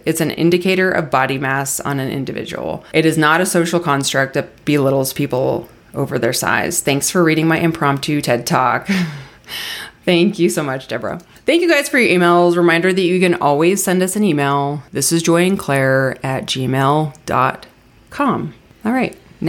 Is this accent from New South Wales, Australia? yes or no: no; Melbourne, Victoria, Australia; Greetings from Melbourne, Australia. I want to say it, Melbourne, Australia. Did I say it all right? Is my accent good?